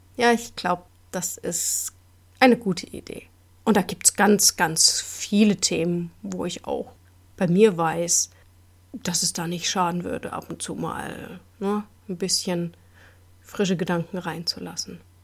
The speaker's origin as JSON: {"language": "German", "country": "Germany", "said": "bei uns in Deutschland"}